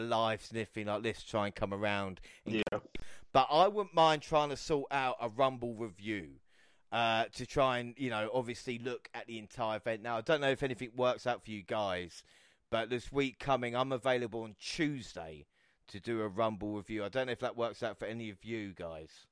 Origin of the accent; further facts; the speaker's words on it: United Kingdom; As a British fan